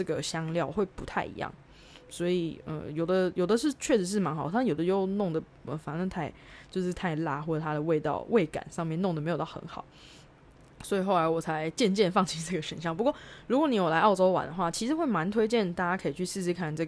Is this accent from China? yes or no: no; Taiwan; moved away as an adult; now in Australia; 跟我们台湾人喝咖啡的概念比较不太一样